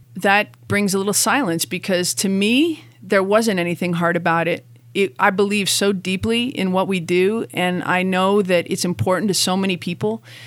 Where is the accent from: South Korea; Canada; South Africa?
Canada; moved away as an adult; now in Boulder, United States; I was raised in Canada